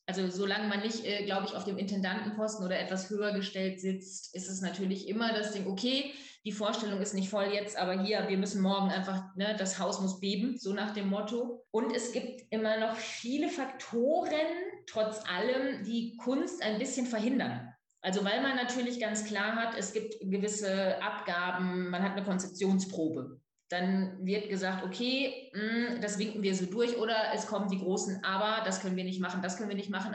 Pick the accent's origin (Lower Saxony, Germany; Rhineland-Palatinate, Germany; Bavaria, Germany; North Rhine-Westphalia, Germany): North Rhine-Westphalia, Germany; Löhne; also born or lived in Ruhr area / Dortmund; now in Bremen, Germany; ich bin groß geworden in einer Kleinstadt namens Löhne